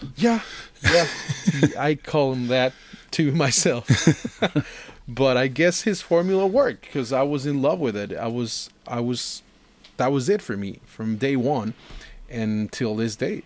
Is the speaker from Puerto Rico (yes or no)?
no; Costa Rica; coming from Costa Rica